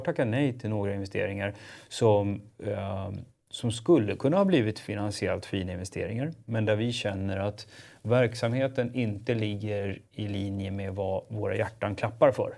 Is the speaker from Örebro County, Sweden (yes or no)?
no; Stockholm, Stockholm County, Sweden; jag är ju förortskille, så jag är ju född och uppvuxen i Spånga